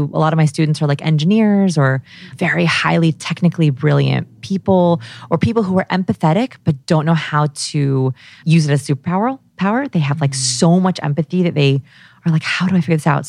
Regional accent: Los Angeles, California, United States; I grew up here in Los Angeles

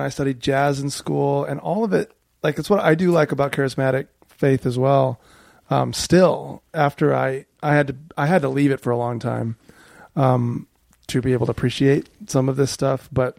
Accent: Wisconsin, United States; I'm from Wisconsin. And then we moved around a bit. Yeah, so my dad was a pastor. I grew up learning music in church.

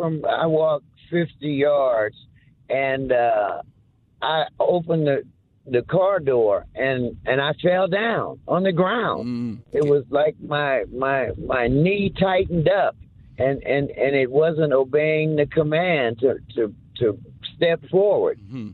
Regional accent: New Orleans, Louisiana, United States; In New Orleans. My daddy worked at Kaiser Aluminum for 41 years.

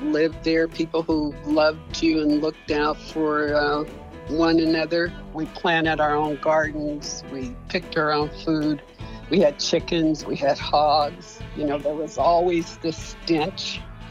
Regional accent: Russell City, California, United States; growing up in Russell City

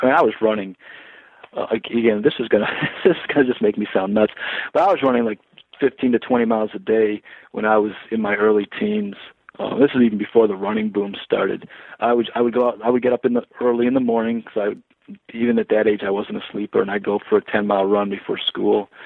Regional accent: Detroit, Michigan, United States; I was born in Detroit. I grew up in Detroit until we 13, and then we moved out to the burbs

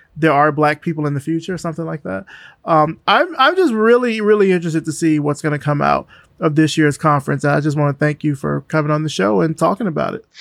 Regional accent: Selma, Alabama, United States; I'm from Selma

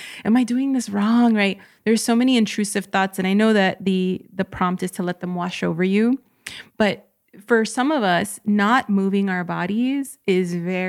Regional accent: United States; But for mainstream society, for us growing up in the United States, there was still this clear division.

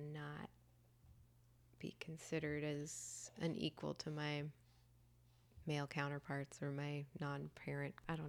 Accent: Sewanee, Tennessee, United States; Tennessee. {S6} Okay. {S8} Yeah, a little college town called Suwanee.

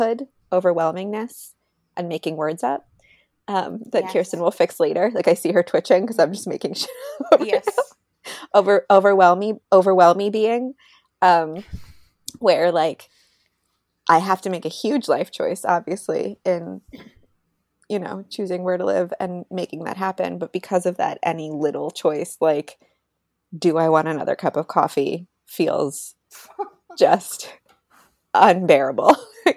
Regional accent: Canada; I'm from Canada.

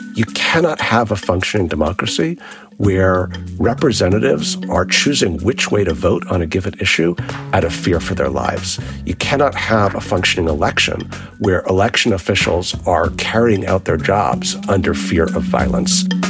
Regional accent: New York City, New York, United States; I grew up in New York City in the 1980s

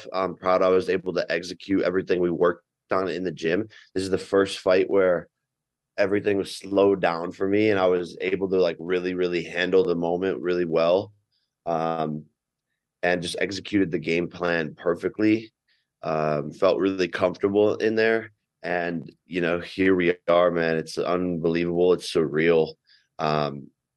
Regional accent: Cleveland, Ohio, United States; Even in my hometown, I was in Cleveland

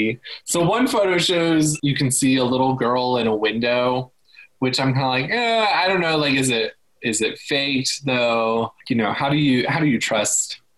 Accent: Midwest, United States; I am from the Midwest.

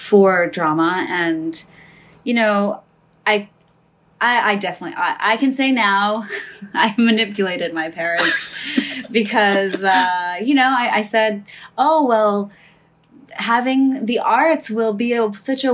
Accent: New Jersey, United States; I was born here. I was born in New Jersey

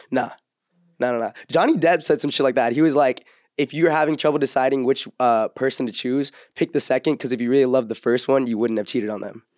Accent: Orange County, California, United States; I grew up in like Orange County

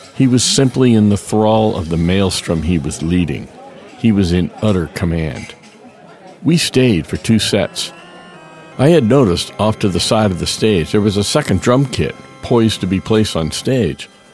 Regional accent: Daytona Beach, Florida, United States; moved away as an adult; also born or lived in Boston; my hometown of Daytona Beach

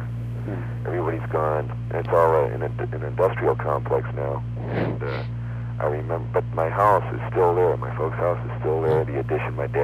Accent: Chicago, Illinois, United States; also born or lived in St. Louis, Missouri; I grew up in Chicago

